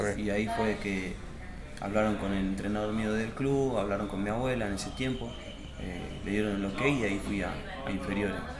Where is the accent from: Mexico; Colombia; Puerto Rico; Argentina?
Argentina; Lanús, Buenos Aires Province; yo soy ahí de Lanús, estoy a 10 minutos